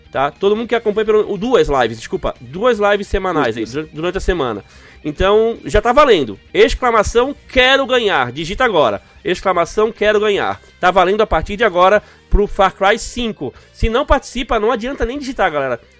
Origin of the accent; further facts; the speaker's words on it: Santa Bárbara d'Oeste, São Paulo, Brazil; Sou de Santa Bárbara do Oeste, interior de São Paulo.